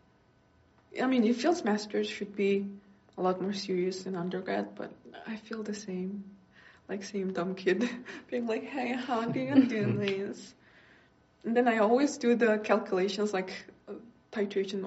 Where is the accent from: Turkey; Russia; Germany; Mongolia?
Mongolia; moved away; I went back to my home country, Mongolia, a month ago now